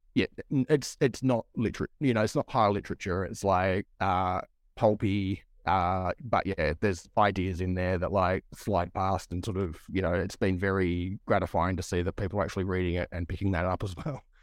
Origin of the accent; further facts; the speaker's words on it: Broken Hill, New South Wales, Australia; I come from Broken Hill in Far West in New South Wales